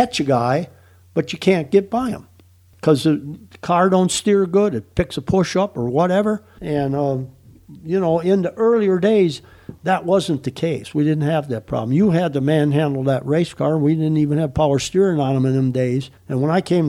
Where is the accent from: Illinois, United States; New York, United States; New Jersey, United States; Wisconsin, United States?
Wisconsin, United States; moved away; I grew up racing in Wisconsin